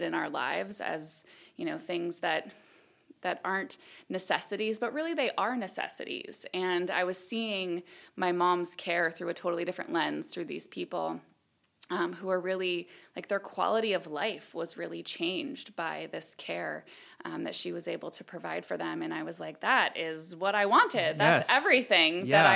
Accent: Illinois, United States; moved away as an adult; also born or lived in Iowa / Eugene, Oregon; now in Oregon, United States; I'm from the Midwest. Okay. I grew up in Illinois

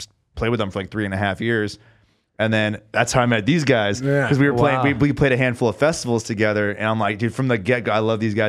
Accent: San Diego, California, United States; San Diego.

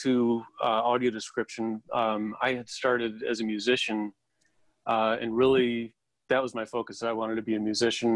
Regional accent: Chicago, Illinois, United States; moved away as an adult; now in Los Angeles, United States; I was from Chicago, moved to L.A.

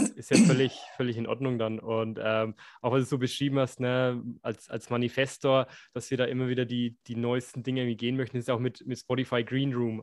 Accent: Bavaria, Germany; ich bin in Bayern aufgewachsen

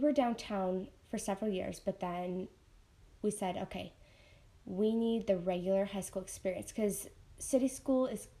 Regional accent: Gilbert, Arizona, United States; also born or lived in Mesa / Illinois; Sure. Okay, so … We were born in Mesa. We grew up in Gilbert for a while, and we were back and forth between Arizona and Illinois a lot because our dad is from Chicago, and our mom is from here.

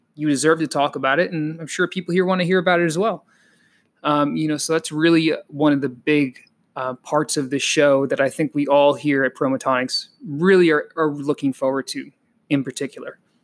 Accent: Connecticut, United States; also born or lived in Colombia; I'm also a Connecticut kid. I was raised in Connecticut primarily.

